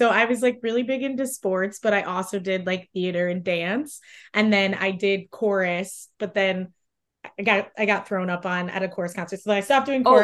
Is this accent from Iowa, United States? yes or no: yes; Mason City, Iowa, United States; I grew up in Mason City